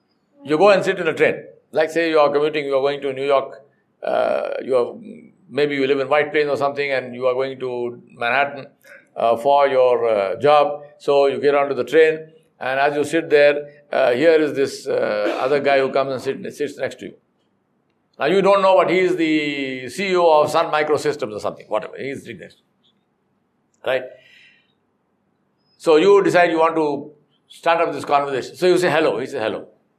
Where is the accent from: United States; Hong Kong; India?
India; Hyderabad, Telangana; I am from Hydro, Hyderabad.